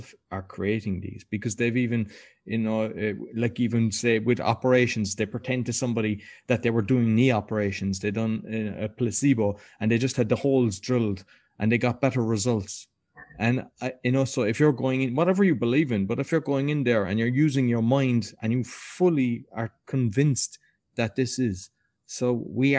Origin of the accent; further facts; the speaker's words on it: Ireland; I grew up in Ireland and went to a Christian brother school.